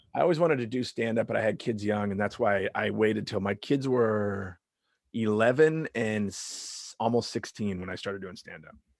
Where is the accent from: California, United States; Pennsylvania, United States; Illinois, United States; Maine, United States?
California, United States; Long Beach; also born or lived in Lakewood, California; I grew up in Long Beach, Long Beach, California